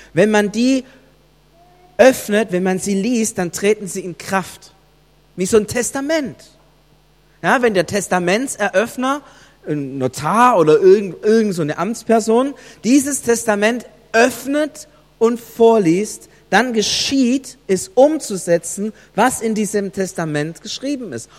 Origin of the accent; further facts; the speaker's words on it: Germany; bei uns in Deutschland